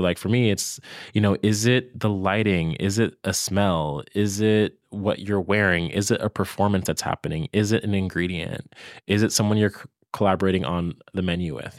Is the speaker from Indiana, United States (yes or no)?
no; Virginia, United States; moved away as an adult; also born or lived in New York; now in Brooklyn, United States; I'm from Virginia